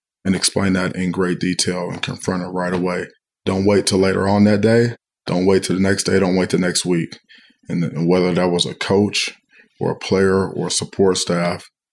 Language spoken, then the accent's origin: English; Cleveland, Ohio, United States; moved away as an adult; now in East Lansing, United States; my hometown team, the Brownies